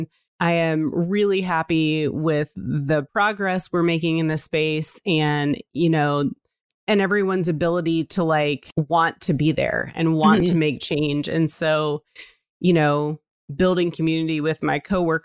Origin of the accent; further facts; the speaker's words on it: Virginia, United States; also born or lived in California; I was born and raised here in Virginia